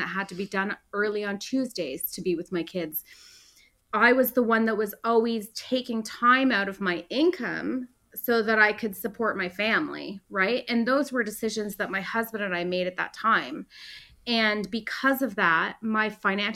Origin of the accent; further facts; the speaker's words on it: Canada; as a Canadian